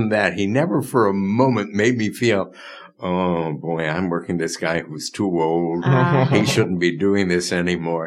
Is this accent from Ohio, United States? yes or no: no; Chicago, Illinois, United States; also born or lived in Madison, Wisconsin; I was raised in Chicago. I went to high school and grammar school in Chicago, Von Steuben High School in Albany Park